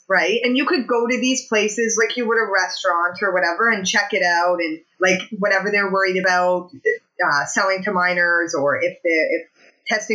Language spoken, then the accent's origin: English; Alberta, Canada; now in Hamilton, Canada; I'm from Alberta